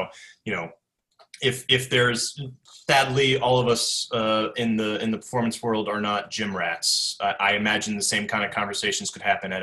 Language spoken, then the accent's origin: English; United States; as an American